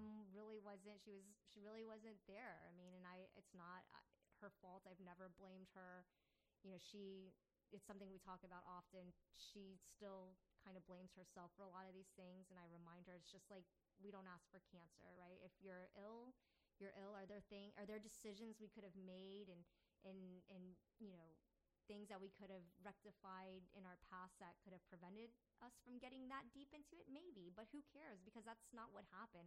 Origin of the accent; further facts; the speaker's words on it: Falls Church, Virginia, United States; now in Richmond, United States; growing up in Tyson's Corner, Falls Church, where I grew up